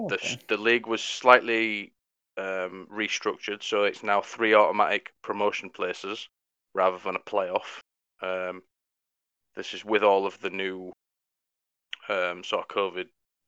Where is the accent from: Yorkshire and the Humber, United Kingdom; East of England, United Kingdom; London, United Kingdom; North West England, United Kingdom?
Yorkshire and the Humber, United Kingdom; Wakefield; I'm from Wakefield